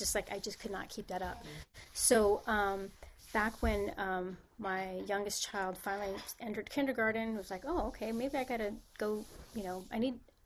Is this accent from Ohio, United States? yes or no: no; San Francisco, California, United States; moved away as an adult; also born or lived in Spain; now in Los Angeles, United States; I was born and raised in San Francisco, and that's where I started.